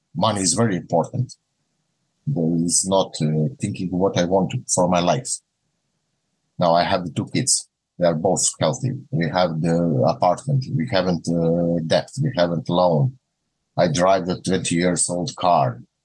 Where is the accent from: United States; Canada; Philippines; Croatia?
Croatia; Rijeka, Primorje-Gorski Kotar County; English is a second language; iz Rijeke, dolazim iz Rijeke grada u Hrvatskoj